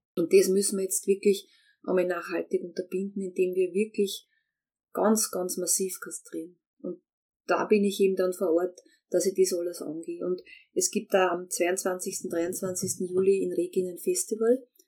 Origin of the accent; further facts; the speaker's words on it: Austria; als Österreicher